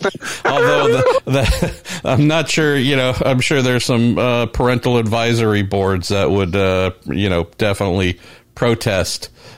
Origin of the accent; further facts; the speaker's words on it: United States; I'm an American.